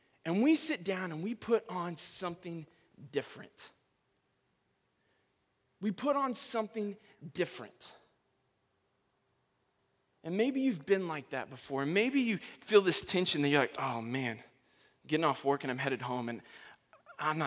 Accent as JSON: {"language": "English", "region": "Texas", "country": "United States", "moved": "yes", "said": "I'm from Texas"}